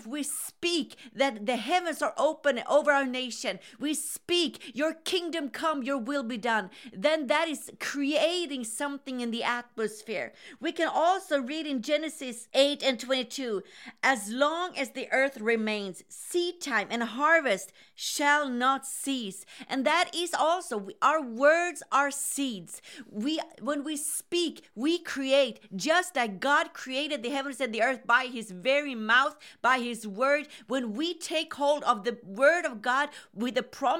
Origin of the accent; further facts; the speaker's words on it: Sweden; Hi, this is … from Sweden.